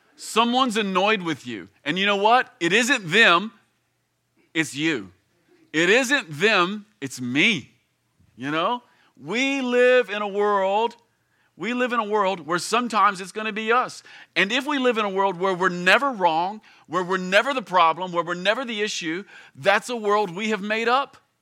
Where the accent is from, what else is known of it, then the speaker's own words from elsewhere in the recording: Campbellsville, Kentucky, United States; I grew up here in Kentucky. In fact, I grew up here in Campbellsville. I've lived here essentially my entire life